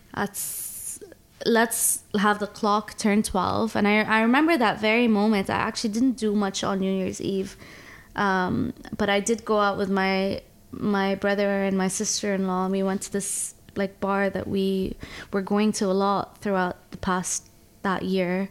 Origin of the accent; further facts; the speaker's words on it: Abu Dhabi, United Arab Emirates; moved away; also born or lived in Toronto, Canada; I was born in Abu Dhabi uh, grew up between Abu Dhabi and Toronto.